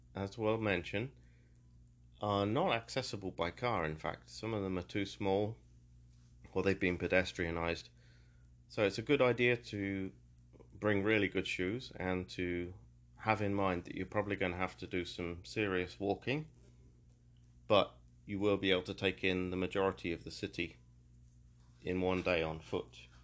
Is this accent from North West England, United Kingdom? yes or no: no; Peterborough, East of England, United Kingdom; also born or lived in London; my hometown of Peterborough